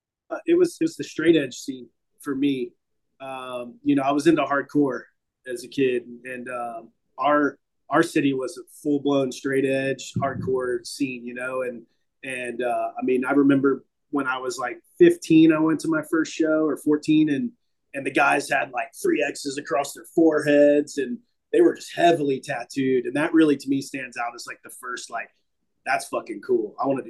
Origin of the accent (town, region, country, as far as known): Dayton, Ohio, United States; also born or lived in Las Vegas / Columbus